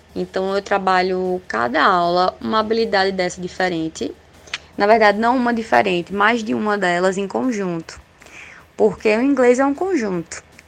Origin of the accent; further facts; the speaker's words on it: Caruaru, Pernambuco, Brazil; sou aqui de Caruaru, PE. Forrozeira nata